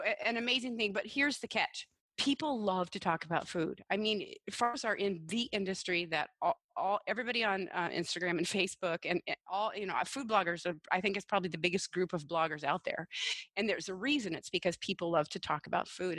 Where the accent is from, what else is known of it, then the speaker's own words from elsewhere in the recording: Washington, United States; in Washington State alone, which is my home state